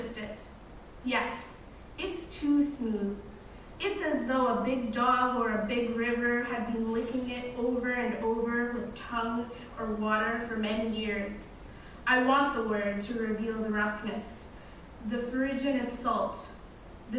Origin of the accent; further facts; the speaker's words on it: Kingston, Ontario, Canada; first language Arabic; I wasn't foreign. I was born in Kingston